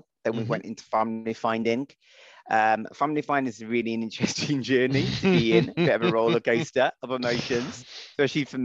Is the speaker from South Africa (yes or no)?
no; United Kingdom; I'm white British